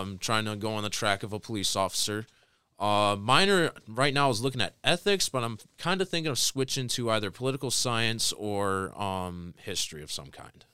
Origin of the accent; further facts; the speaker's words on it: Tecumseh, Michigan, United States; I was born and raised in Tecumseh, Michigan my whole life.